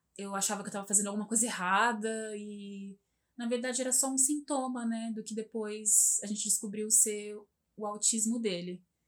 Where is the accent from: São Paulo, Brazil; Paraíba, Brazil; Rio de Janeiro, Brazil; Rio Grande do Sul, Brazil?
São Paulo, Brazil; Santo André; Eu morei por muito tempo, muitos anos, assim, desde de criança. Eu nasci aqui em Santo André